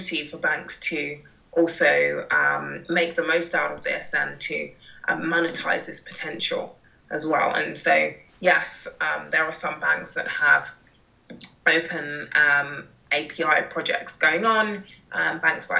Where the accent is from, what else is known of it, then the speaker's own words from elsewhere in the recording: London, United Kingdom; I'm a Londoner and I've got local London knowledge.